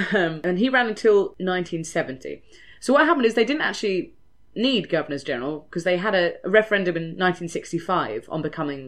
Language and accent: English; United Kingdom; We're British, yes.